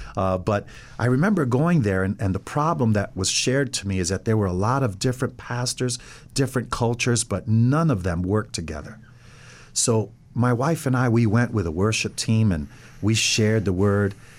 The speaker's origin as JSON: {"language": "English", "town": "Ossining", "region": "New York", "country": "United States", "tie": "born or raised there", "moved": "as an adult", "lives_now": "Middletown, United States", "said": "was pretty much raised in Ossining. I went through the whole school system"}